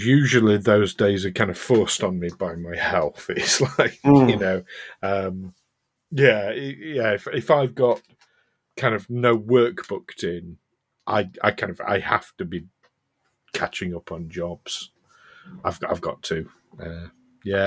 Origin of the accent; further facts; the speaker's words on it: Yorkshire and the Humber, United Kingdom; I'm from South Yorkshire here in England.